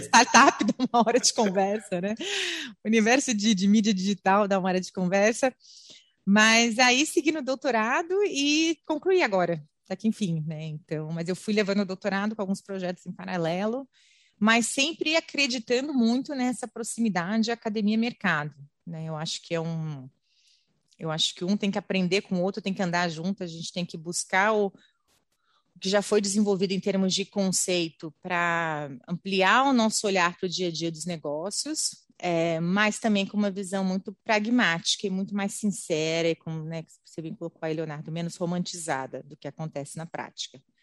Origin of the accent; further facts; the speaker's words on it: Brasília, Federal District, Brazil; moved away; also born or lived in São Paulo; eu sou eu sou paulista, mas eu cresci em Brasília